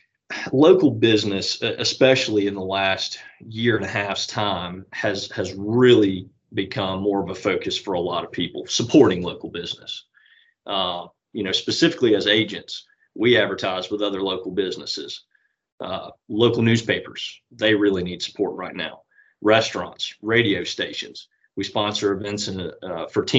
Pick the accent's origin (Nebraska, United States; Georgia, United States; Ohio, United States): Georgia, United States; Walton County; I grew up here in Walton County